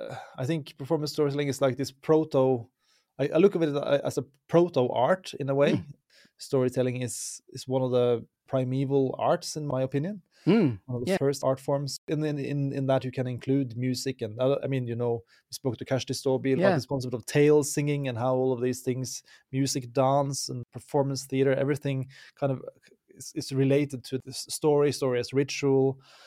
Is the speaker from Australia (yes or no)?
no; Norway; English is a second language; Lost in celebration … from Norway.